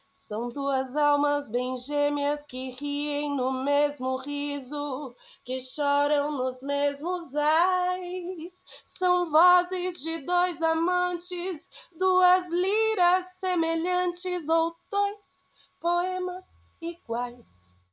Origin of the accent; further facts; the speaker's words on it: São Paulo, Brazil; eu sou de São Paulo, eu nasci em São Paulo, na terra da garoa, vivia praticamente a minha vida toda lá